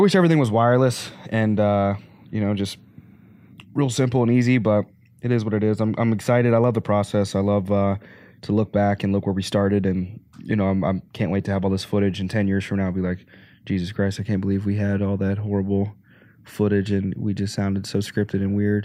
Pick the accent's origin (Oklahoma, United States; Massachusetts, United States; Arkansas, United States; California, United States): Arkansas, United States; moved away; also born or lived in Pennsylvania; I grew up in Arkansas